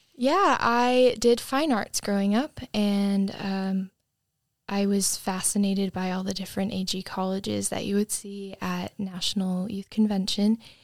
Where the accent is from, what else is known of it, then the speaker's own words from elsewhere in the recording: Cape Cod, Massachusetts, United States; moved away as an adult; I'm from Cape Cod, Massachusetts